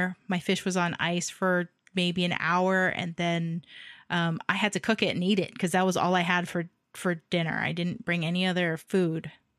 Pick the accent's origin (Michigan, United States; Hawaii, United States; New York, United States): Hawaii, United States; as a school kid growing up in Hawaii.